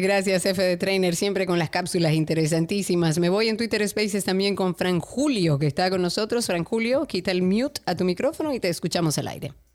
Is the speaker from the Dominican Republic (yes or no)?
yes; Dominican Republic; now in Buenos Aires, Argentina; yo soy caribeña